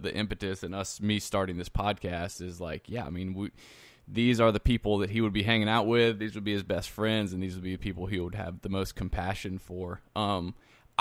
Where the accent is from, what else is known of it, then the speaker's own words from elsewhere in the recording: South Carolina, United States; moved away; also born or lived in Louisiana; I'm from South Carolina